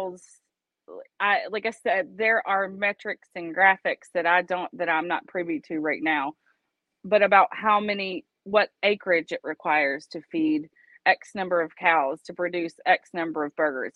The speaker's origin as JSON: {"language": "English", "region": "Georgia", "country": "United States", "tie": "born or raised there", "moved": "yes", "said": "I grew up in Georgia"}